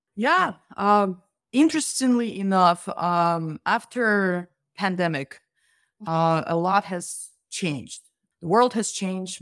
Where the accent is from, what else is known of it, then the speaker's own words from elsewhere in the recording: Russia; now in United States; I'm originally from Russia